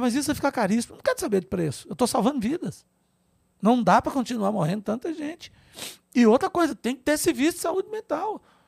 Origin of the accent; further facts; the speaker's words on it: Grão Mogol, Minas Gerais, Brazil; moved away as an adult; also born or lived in Montes Claros / Brasília; eu estudei em escola pública, lá em Gromogol, onde eu nasci, minha cidadezinha no norte de Minas